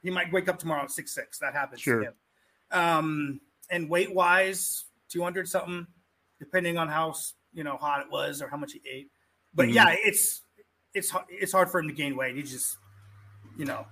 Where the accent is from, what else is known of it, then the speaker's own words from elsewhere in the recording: Lincoln, Nebraska, United States; being a first generation kid, and you know, growing up in Lincoln, being a Husker fan